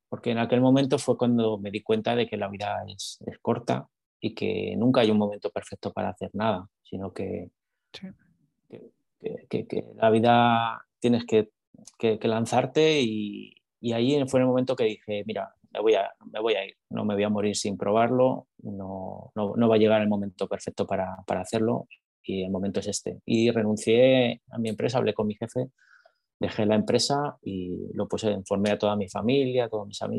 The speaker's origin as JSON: {"language": "Spanish", "region": "Texas", "country": "United States", "said": "notaréis por, por mi acento que soy de aquí, de Texas, ¿verdad?"}